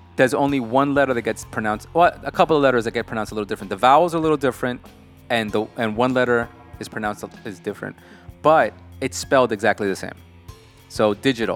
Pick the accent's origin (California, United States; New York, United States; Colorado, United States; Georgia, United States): New York, United States; somebody born and raised in New York